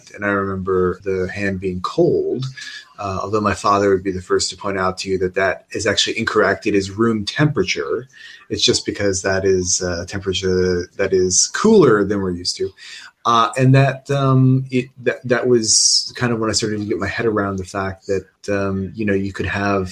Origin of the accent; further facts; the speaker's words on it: United States; moved away as an adult; now in United Kingdom; I grew up in the American funeral industry because my father was a funeral director for about 35 years